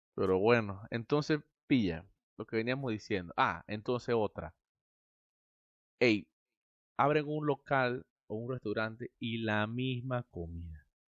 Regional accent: Santiago de Veraguas, Veraguas, Panama; soy de Santiago. Santiago, Santiago, Santiago. Veraguas, Panamá.

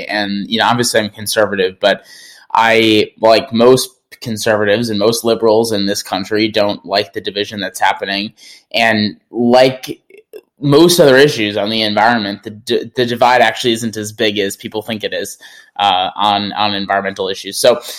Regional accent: Appleton, Wisconsin, United States; accent: Wisconsin; now in Seattle, United States; president and founder of ACC, and I grew up in Appleton, Wisconsin, and I currently live in Seattle, Washington.

